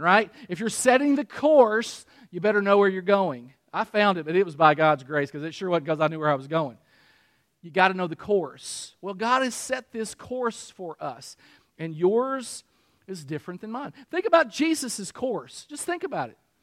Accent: Harrodsburg, Kentucky, United States; moved away; my hometown, Harrodsburg

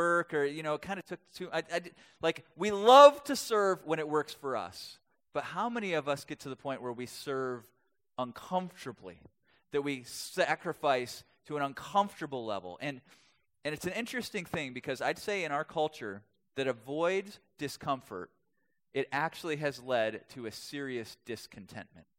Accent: Milwaukee, Wisconsin, United States; I grew up in Wisconsin

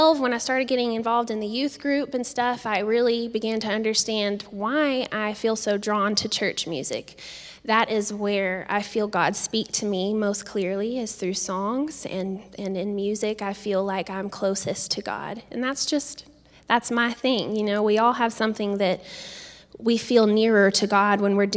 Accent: Cranfills Gap, Texas, United States; I am from Cranfield's Gap, Texas, as Mark said. That's about a town of, it was like 280 people when I lived there. I grew up there

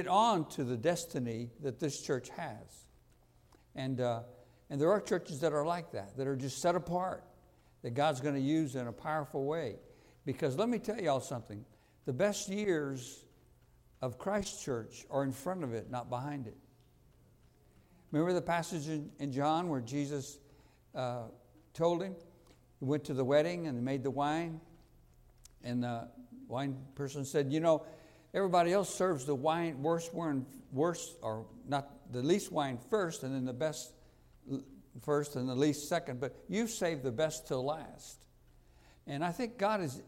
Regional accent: Houston, Texas, United States; I'm from Houston, which is probably the hottest city in America.

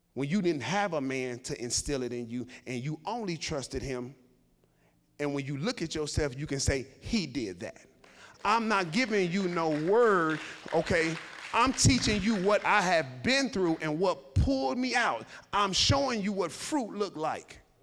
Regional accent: Chicago, Illinois, United States; I grew up in Chicago and the projects.

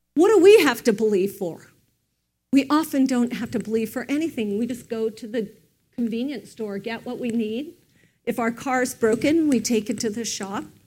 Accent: United States; we don't as an American culture

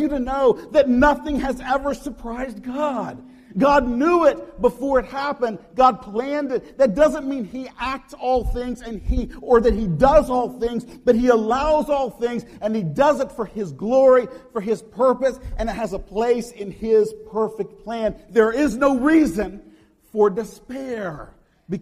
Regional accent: United States; as American Christians

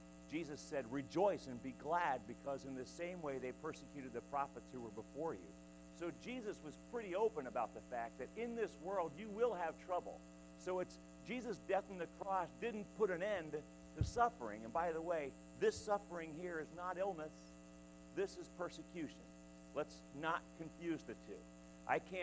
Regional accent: United States; you and I as American Christians

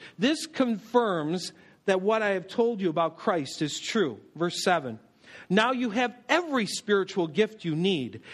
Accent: North Tonawanda, New York, United States; I grew up in North Tonawanda, right between Buffalo and Niagara Falls

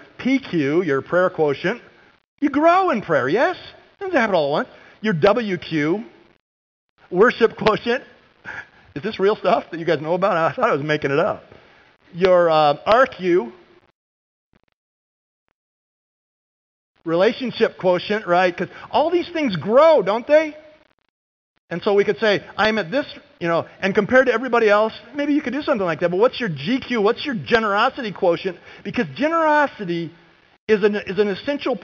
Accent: California, United States; moved away; when I was a kid growing up in California

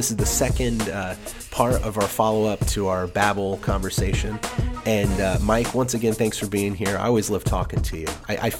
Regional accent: England, United Kingdom; I grew up in England. So my dad, I'm a military brat.

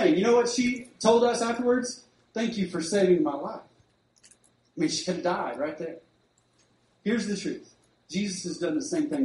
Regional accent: Duncan, Oklahoma, United States; I grew up in Duncan

